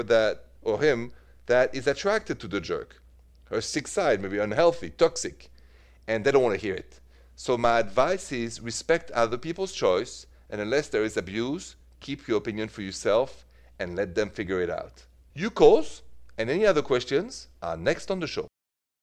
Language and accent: English; Paris, Île-de-France, France; accent: French; moved away as an adult; now in United States; as you know from my accent, I'm from France, from Paris, and I left for the States when I was about 30 years old